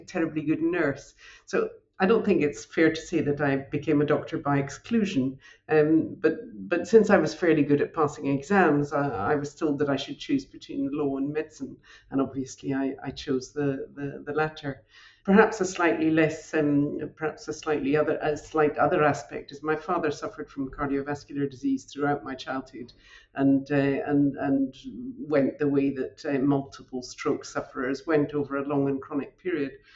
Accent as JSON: {"language": "English", "region": "north of Scotland", "country": "United Kingdom", "tie": "born or raised there", "also_born_or_lived": "London", "accent": "Scottish", "moved": "as an adult", "lives_now": "Paris, France", "said": "as my accent and my name indicates, I'm I'm Scottish. I'm also French as well now. But uh, when I was growing up on a on a farm in the north of Scotland"}